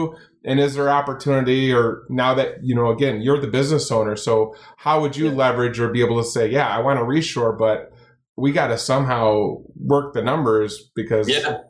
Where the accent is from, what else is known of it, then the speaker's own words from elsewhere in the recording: Kalamazoo, Michigan, United States; I born and raised Kalamazoo, Michigan, played college football here.